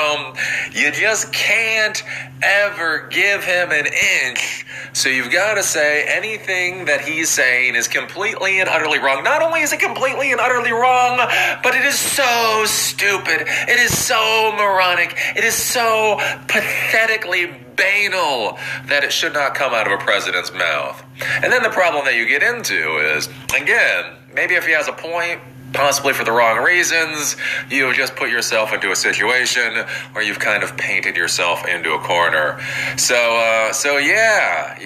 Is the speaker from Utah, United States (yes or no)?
no; Maryland, United States; Maryland, my home state